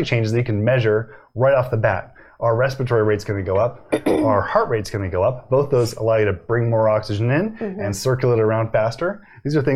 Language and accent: English; Boston, Massachusetts, United States; I was born in Boston